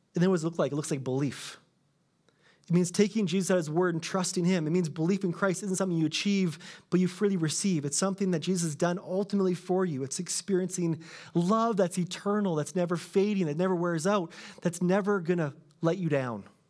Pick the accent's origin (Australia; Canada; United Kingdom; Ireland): Canada; I'm Canadian